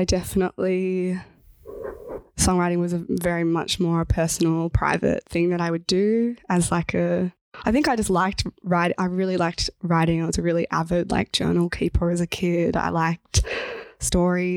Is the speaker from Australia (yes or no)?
yes; Horsham, Victoria, Australia; moved away as an adult; now in Melbourne, Australia; I'm from Watchabullock Country in Western Victoria in a town called Horsham